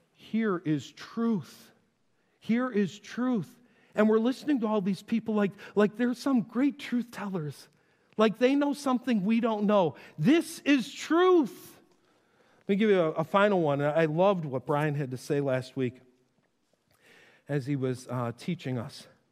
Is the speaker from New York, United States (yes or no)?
yes; North Tonawanda, New York, United States; I grew up in Western New York. to get from my house in North Tonawanda to Niagara Falls